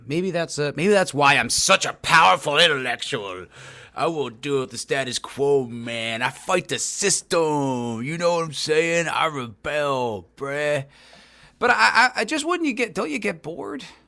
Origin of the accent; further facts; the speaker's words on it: New Jersey, United States; moved away as an adult; also born or lived in New York City / Los Angeles; now in Austin, Texas, United States; I am from New Jersey originally. I lived there till I was twenty